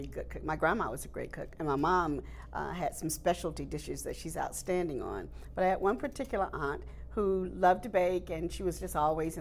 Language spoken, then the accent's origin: English; the South, United States; born or raised there